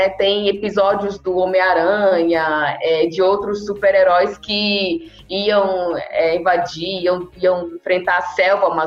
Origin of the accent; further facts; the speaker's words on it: Acre, Brazil; Eu costumo dizer que é muito chato quando eu falo que sou do Acre